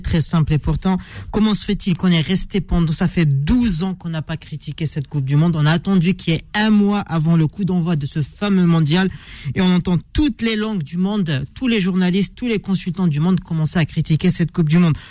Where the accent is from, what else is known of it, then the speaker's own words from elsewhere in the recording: Algeria; je suis algérien